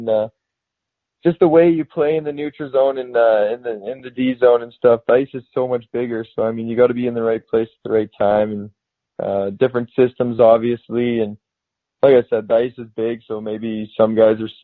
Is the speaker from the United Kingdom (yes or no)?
no; Morinville, Alberta, Canada; now in Leduc, Canada; I grew up in Mooreville